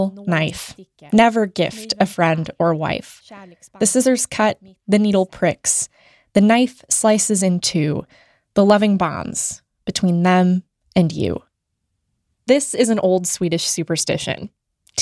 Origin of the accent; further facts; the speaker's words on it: United States; I grew up in the United States